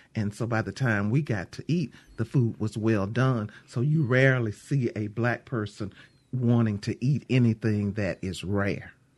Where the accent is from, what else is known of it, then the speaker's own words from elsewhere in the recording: Mississippi, United States; I'm from Mississippi